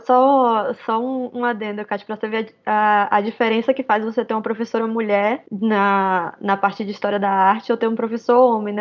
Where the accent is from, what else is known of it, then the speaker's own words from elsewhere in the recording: Northeast Brazil, Brazil; Mesmo sendo nordestina